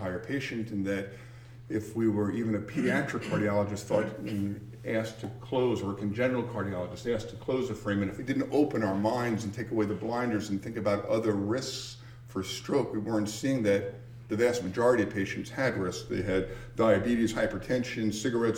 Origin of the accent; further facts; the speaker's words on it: New York City, New York, United States; I grew up in Queens, New York, went to school in Northern Manhattan